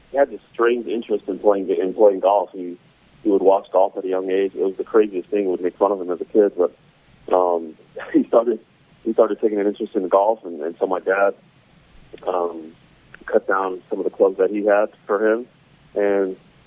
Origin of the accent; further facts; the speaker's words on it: Salt Lake City, Utah, United States; I grew up right in Salt Lake